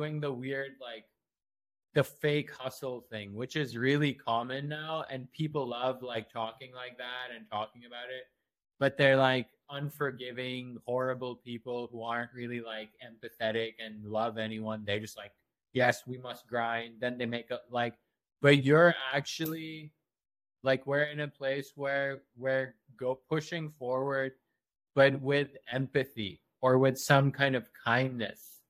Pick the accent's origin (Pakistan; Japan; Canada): Pakistan; now in United States; I was born here, but I grew up in Pakistan